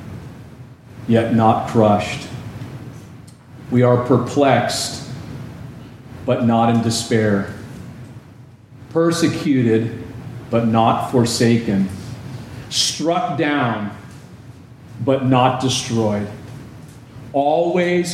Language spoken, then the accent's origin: English; Southern California, United States; Growing up in Southern California